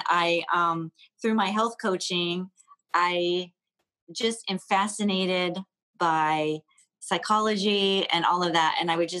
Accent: Columbus, Ohio, United States; also born or lived in Dayton, Ohio / Cleveland, Ohio; I was born and raised in Columbus, Ohio

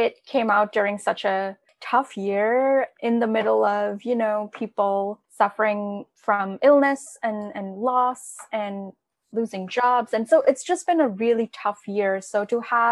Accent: India; moved away; growing up in India

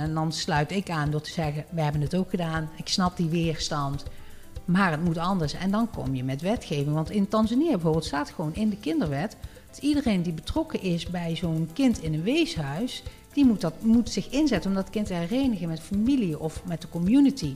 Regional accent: Netherlands; wij als Nederlanders

